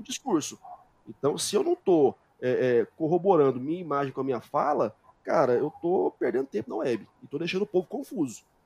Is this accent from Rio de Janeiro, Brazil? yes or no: no; Goiânia, Goiás, Brazil; also born or lived in Portugal; eu continuo dando as minhas aulas aqui em Goiás, eu sou de Goiânia